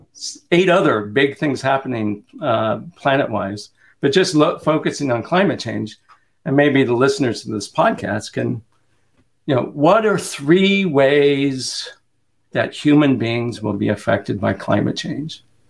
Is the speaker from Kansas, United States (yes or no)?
yes; Kansas, United States; And so my brother in Kansas, right? I grew up in Kansas.